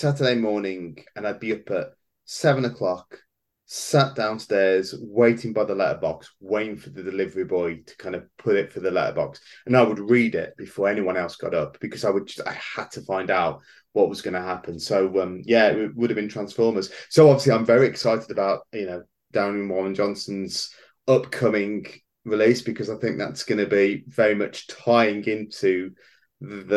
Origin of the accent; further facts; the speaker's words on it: Wolverhampton, West Midlands, United Kingdom; We did have a very short-lived comic book store here where I was born in Wolverhampton